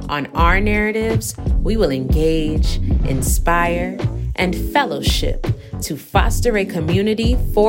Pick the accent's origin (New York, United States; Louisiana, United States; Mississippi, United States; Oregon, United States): New York, United States; New York City; Brooklyn born and raised with a rich Jamaican heritage.